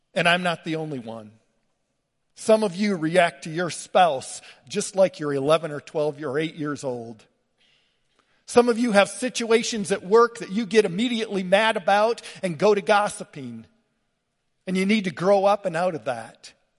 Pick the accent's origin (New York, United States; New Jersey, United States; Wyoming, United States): Wyoming, United States; LaGrange; moved away; I grew up in LaGrange, Wyoming, rough, tough cowboy